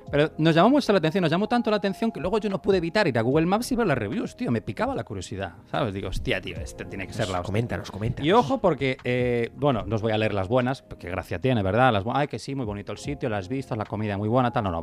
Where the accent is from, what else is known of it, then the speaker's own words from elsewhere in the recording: Cuba; now in New York, United States; Y tío, bueno, sí, yo soy cubano, pero soy un cubano diferente y me mudé a Nueva York